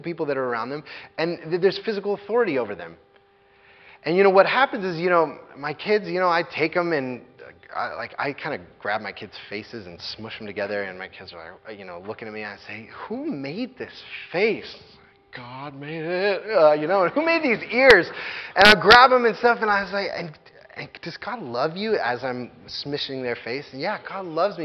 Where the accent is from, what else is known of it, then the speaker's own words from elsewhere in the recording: United States; as American evangelical Christians